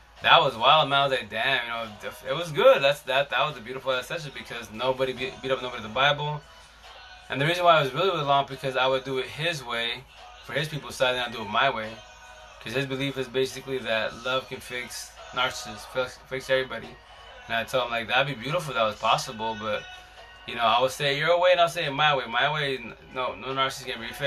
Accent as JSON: {"language": "English", "town": "Seattle", "region": "Washington", "country": "United States", "said": "I'm a socialist from Seattle"}